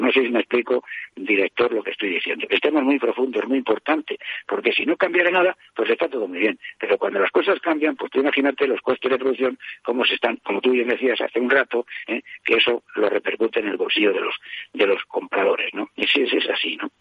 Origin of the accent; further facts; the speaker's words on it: La Puebla Nueva, Castilla-La Mancha, Spain; me encuentro en la costa del Rastrojo, en Puebla Nueva, provincia de Toledo. Precisamente hoy, sábado día 3, es la víspera de la fiesta de mi pueblo